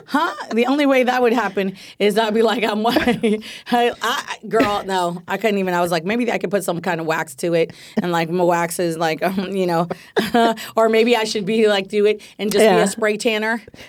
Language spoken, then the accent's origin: English; the Bay Area, California, United States; now in Los Angeles, United States; I'm from the Bay, and when I lived in the Bay